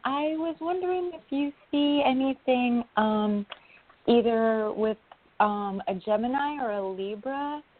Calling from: New York, United States; calling from New York

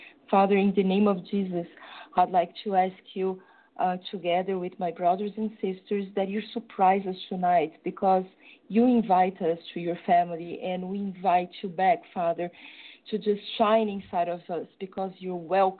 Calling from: São Paulo, Brazil; From São Paulo in Brazil.

